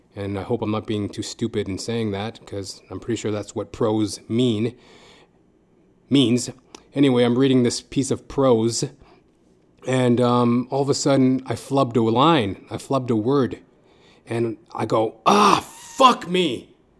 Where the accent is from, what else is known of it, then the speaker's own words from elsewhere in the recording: Edmonton, Alberta, Canada; moved away as an adult; now in Toronto, Canada; I come from Edmonton, Alberta, Canada. And I live in Toronto, Canada now.